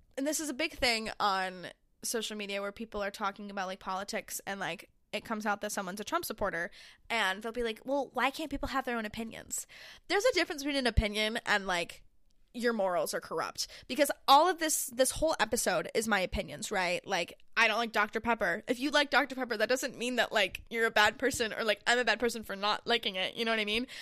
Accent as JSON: {"language": "English", "town": "Syracuse", "region": "New York", "country": "United States", "tie": "born or raised there", "moved": "yes", "said": "I'm from Syracuse"}